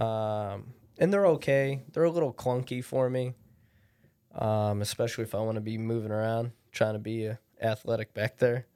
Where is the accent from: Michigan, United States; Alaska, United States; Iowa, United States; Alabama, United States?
Alaska, United States; Anchorage; I'm born and raised in Anchorage